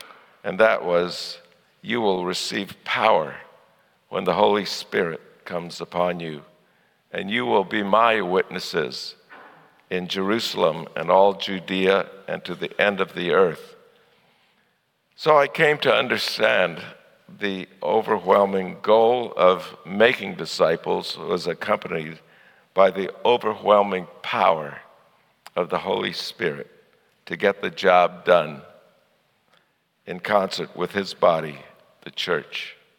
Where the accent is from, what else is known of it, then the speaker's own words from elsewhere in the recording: Kolondoto, Shinyanga, Tanzania; also born or lived in Chicago; now in United States; I'm a third generation missionary with Africa Inland Mission. I was born here in the United States in Chicago, but my parents took me to Kolondoto, Tanzania when I was 3 years old.